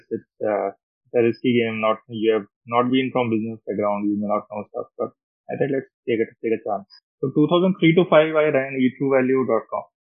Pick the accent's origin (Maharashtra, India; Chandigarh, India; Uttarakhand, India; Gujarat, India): Uttarakhand, India; Roorkee; moved away as an adult; also born or lived in Delhi / Australia; went back to Roorkee, my hometown. My father was IT prof there.